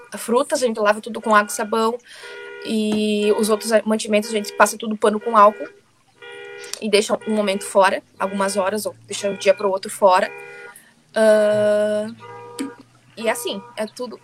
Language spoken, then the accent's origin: Portuguese; Brazil; moved away as an adult; also born or lived in Italy; now in London, United Kingdom; eu saí do Brasil, fui pro, fiquei seis meses na Itália e depois migrei a Londres.